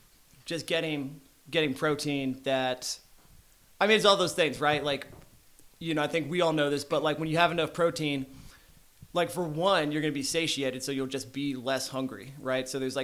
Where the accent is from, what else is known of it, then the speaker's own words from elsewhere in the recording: Arlington, Texas, United States; Arlington, Texas.